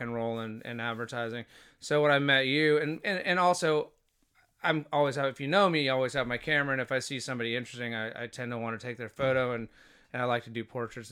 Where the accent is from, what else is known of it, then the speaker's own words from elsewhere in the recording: Fort Walton Beach, Florida, United States; moved away as an adult; also born or lived in Boston / Honolulu / San Francisco; now in Los Angeles, United States; I grew up in Fort Walton, uh, from elementary school to high school